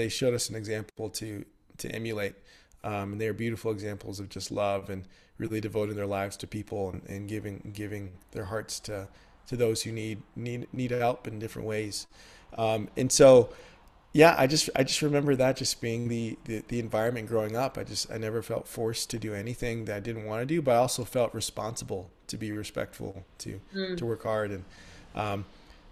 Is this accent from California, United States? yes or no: no; San Antonio, Texas, United States; moved away as an adult; also born or lived in Dallas, Texas / Houston, Texas; now in Nashville, United States; grew up in San Antonio, Texas